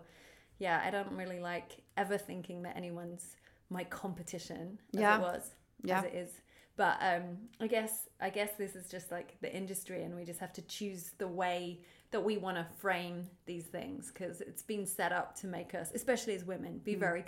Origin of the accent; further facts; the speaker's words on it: Australia; neither of us are from LA, if you can tell by our accents.